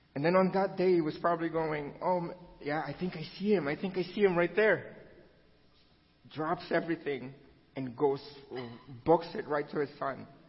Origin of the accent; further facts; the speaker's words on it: Philippines; moved away; I was born and raised in the Philippines.